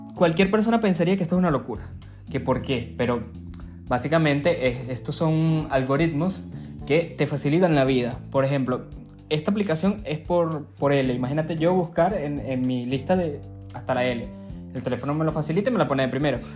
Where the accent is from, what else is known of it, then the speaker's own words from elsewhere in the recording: Venezuela; los venezolanos buscamos